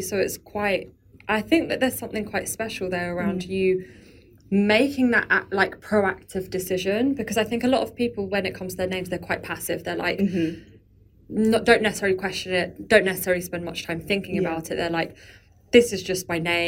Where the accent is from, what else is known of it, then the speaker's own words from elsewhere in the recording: London, United Kingdom; I grew up in London